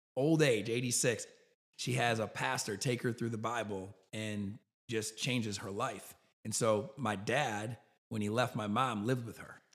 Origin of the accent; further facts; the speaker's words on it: New York, United States; moved away as an adult; now in Birmingham, United States; I grew up in New York.